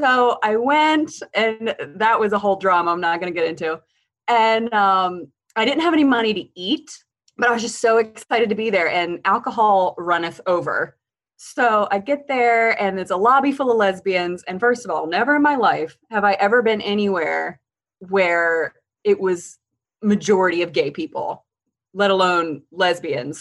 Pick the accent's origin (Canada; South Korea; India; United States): United States; Eastern Shore of Maryland; Eastern Shore of Maryland, just very, very, very small towns